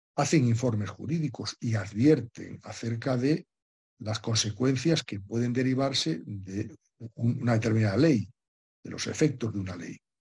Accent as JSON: {"language": "Spanish", "country": "Spain", "said": "en mi país, que en España"}